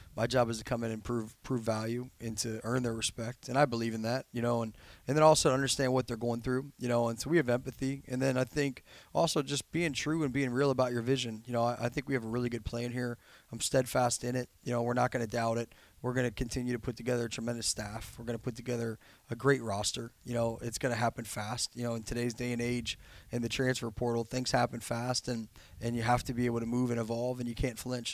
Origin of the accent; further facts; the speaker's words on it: Cincinnati, Ohio, United States; moved away; I grew up in Cincinnati